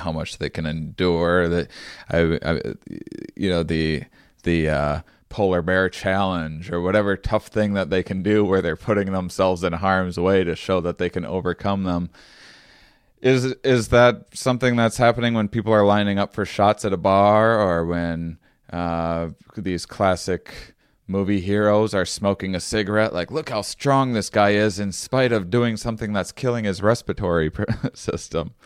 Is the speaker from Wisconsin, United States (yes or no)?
yes; Wisconsin, United States; I grew up in Wisconsin